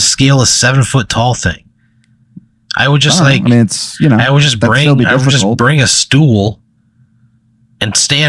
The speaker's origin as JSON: {"language": "English", "region": "Illinois", "country": "United States", "said": "But you know, I'm from Illinois, dude."}